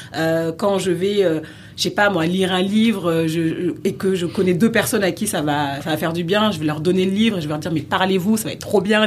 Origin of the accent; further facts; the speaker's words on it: France; j'ai grandi en France, je suis né en France